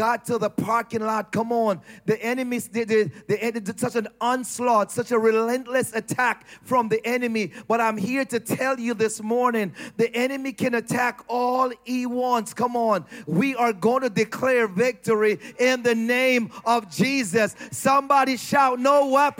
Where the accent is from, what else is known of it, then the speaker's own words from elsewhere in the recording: Jamaica; I'm Jamaican